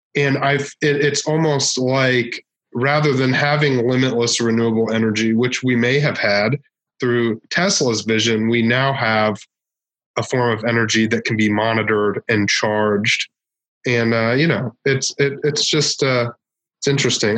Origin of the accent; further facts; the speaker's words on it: Northern Virginia, United States; now in Tokyo, Japan; I, am from um, Washington D.C. Okay. Actually, like Northern Virginia, right outside D.C.